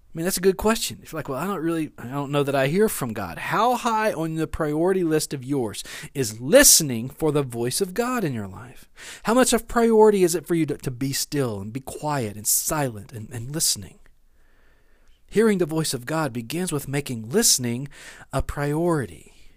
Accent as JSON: {"language": "English", "town": "West Monroe", "region": "Louisiana", "country": "United States", "tie": "born or raised there", "also_born_or_lived": "Bossier City, Louisiana / Shreveport, Louisiana", "lives_now": "Natchitoches, United States", "said": "I grew up in West Monroe, Louisiana"}